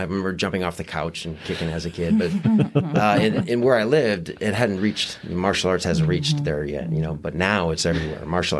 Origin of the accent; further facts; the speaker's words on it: Wisconsin, United States; also born or lived in Fort Walton Beach, Florida; now in Johnson City, United States; I'm being from Wisconsin, and then her family in Florida.